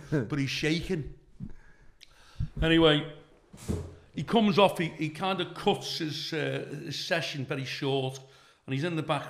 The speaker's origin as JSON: {"language": "English", "town": "Liverpool", "region": "North West England", "country": "United Kingdom", "said": "I'm from Kensington"}